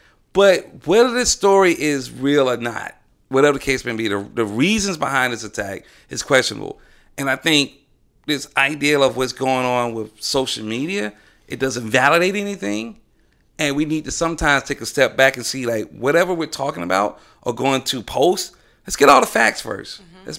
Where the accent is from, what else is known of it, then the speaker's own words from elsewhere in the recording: Southern United States, United States; Hey, I'm from the South.